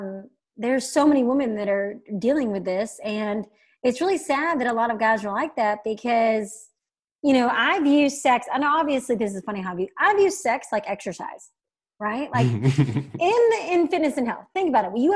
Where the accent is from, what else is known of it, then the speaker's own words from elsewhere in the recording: Alabama, United States; I'm from Alabama and very conservative Christian